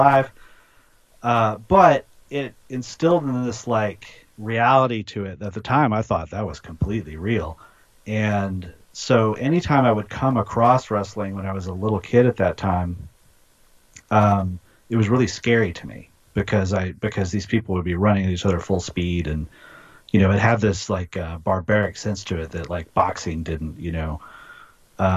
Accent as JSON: {"language": "English", "region": "Oklahoma", "country": "United States", "tie": "born or raised there", "said": "growing up in Oklahoma"}